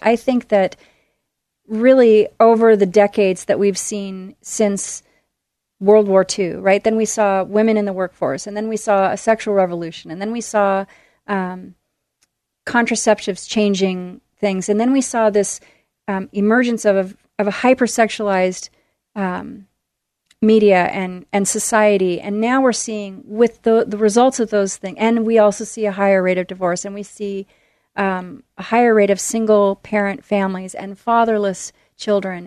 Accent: Tualatin, Oregon, United States; also born or lived in Midwest; I was born in the Midwest, and my family came out here when I was little, and we ended up in Tualatin, Oregon, and I've been in the Portland area ever since

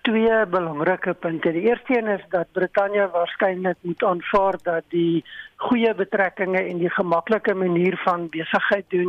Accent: South Africa; first language af; Ek is 'n boer, ek's Afrikaner, ek praat net Afrikaans man.

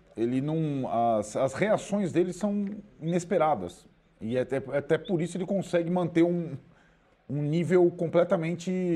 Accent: Brazil; como brasileiros

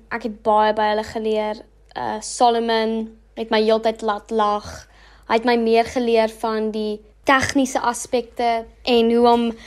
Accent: Bloemfontein, Free State, South Africa; accent: English; first language English; Afrikaans is a second language; Ek kom van Bloemfontein af en bly nog my hele lewe in Bloemfontein

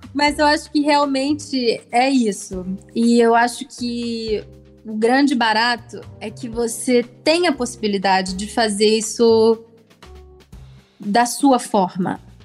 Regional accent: Germany; now in Brazil; têm essa ligação com o meu país natal

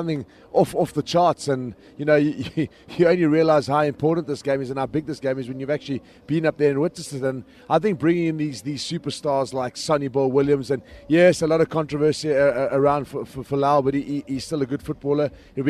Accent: South Africa; now in Dubai, United Arab Emirates; as a South African now

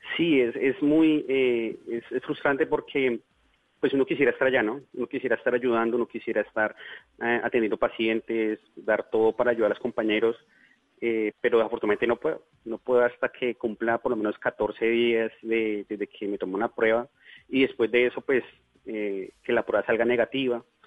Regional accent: Bogotá, Colombia; moved away as an adult; now in Leticia, Colombia; yo soy bogotano, pero hace próximamente unos nueve años me radiqué aquí

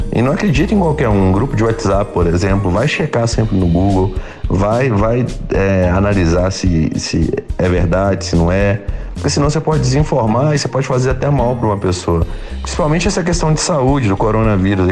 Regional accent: Ouro Preto, Minas Gerais, Brazil; Eu sou de Ouro Preto

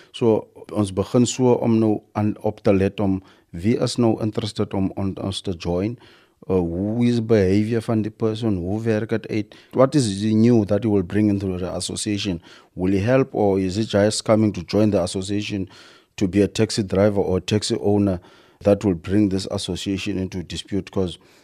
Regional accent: Kirkwood, Eastern Cape, South Africa; ek het groei graag op uh, Kirkut uh, in 'n lokasie wat se sê Moses Mabela

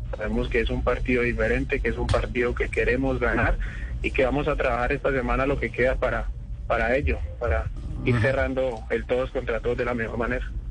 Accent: Cali, Valle del Cauca, Colombia; also born or lived in Florencia, Caquetá; Nací, nací en Florencia Caquetá y me crié desde los tres años en la ciudad de Cali.

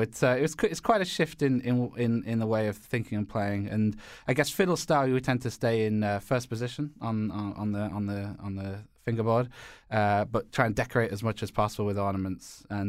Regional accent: Northern England, United Kingdom; No, I'm from Northern England. I was born and raised in Northern England, and studied classical violin from a young age

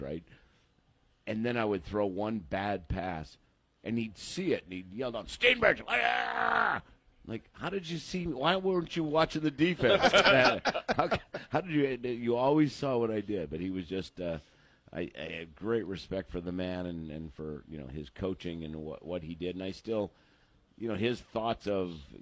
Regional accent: Erie, Pennsylvania, United States; moved away as an adult; now in Granbury, United States; I grew up in Erie, Pennsylvania.

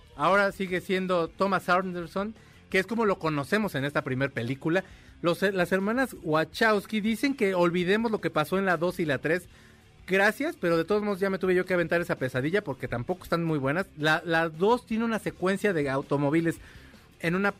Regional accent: Mexico; somos mexicanos y, la verdad siempre, siempre hemos sido un gran país

